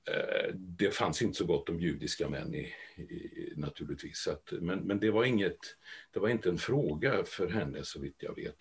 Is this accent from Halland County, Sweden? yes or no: no; Trollhättan, Västra Götaland, Sweden; Född och uppväxt i Trollhättan